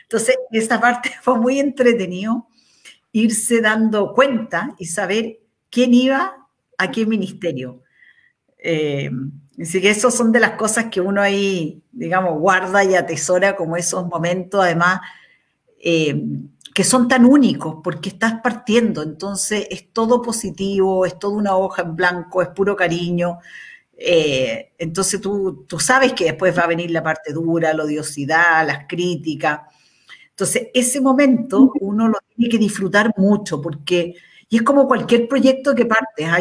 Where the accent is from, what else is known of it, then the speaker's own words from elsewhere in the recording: Chile; los 18 millones casi que somos de chilenos